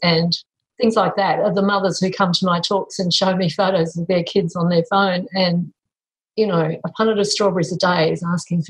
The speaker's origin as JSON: {"language": "English", "country": "Italy", "said": "Because we come from Italy and that's what people do."}